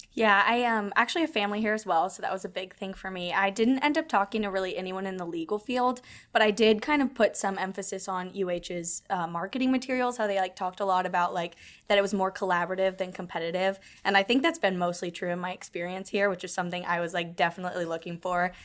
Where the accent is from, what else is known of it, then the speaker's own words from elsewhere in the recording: Atlanta, Georgia, United States; now in Houston, United States; I'm from Atlanta